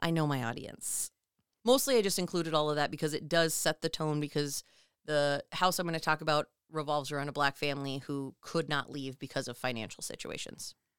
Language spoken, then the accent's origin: English; Minnesota, United States; as a Minnesotan